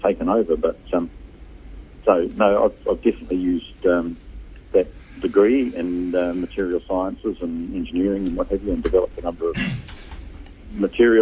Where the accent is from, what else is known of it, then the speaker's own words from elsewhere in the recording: Hamilton, Waikato, New Zealand; we grew up in Hamilton.